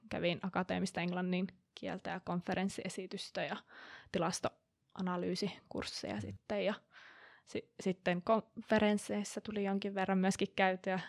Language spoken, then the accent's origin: Finnish; Kuopio, North Savo, Finland; moved away; also born or lived in Aarhus; mun alun perin Kuopiosta katoisin